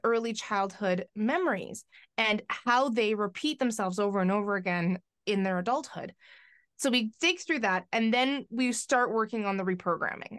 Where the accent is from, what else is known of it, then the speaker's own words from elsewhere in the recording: White Rock, British Columbia, Canada; now in Victoria, Canada; I grew up on the, uh, lower mainland of, um, Vancouver